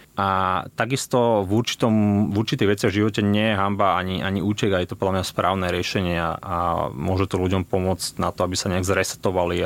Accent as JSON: {"language": "Slovak", "area": "around Bratislava", "region": "Bratislava Region", "country": "Slovakia", "tie": "born or raised there", "also_born_or_lived": "Košice", "said": "som sa tak nejak ňúral po okolí od narodenia v štýle 20 km od Bratislavy"}